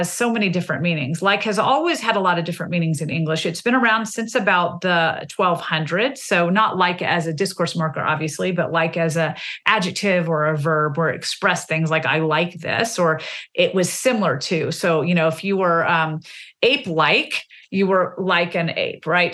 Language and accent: English; the South, Southern United States, United States; the way I mark myself as different as a Southerner is through my language. I never want to be misconstrued as a Northerner, and therefore I'm going to say y'all as much as I want.